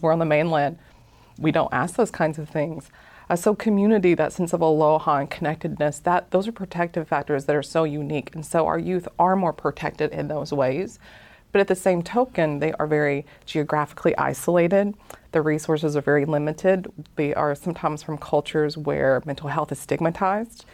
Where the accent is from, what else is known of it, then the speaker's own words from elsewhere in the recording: Appalachian Mountains, Dade County, Georgia, United States; now in Hawaii, United States; I'm actually from the Appalachian Mountains